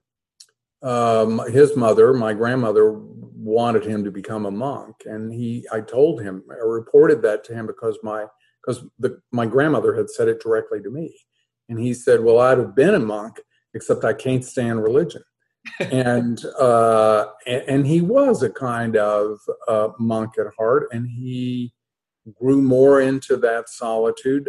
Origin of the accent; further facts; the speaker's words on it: New Haven, Kentucky, United States; moved away as an adult; I grew up in New Haven, about 3 miles from the Abbey of Gethsemane